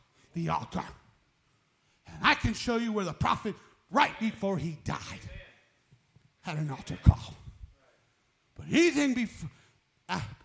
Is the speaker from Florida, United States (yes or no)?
no; New Mexico, United States; I'm from New Mexico